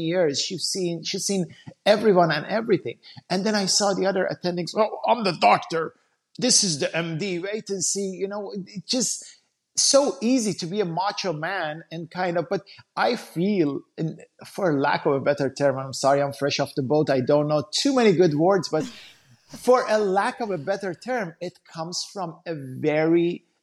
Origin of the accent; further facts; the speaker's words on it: Iran; moved away; I grew up back in Iran